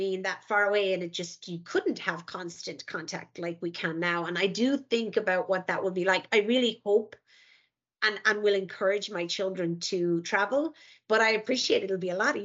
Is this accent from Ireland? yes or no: yes; Ireland; moved away as an adult; now in United States; I never left Ireland, actually, until my early 20s